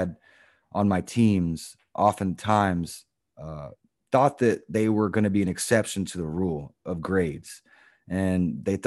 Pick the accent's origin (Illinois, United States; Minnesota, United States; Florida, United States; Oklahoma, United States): Florida, United States; I grew up in Florida as well.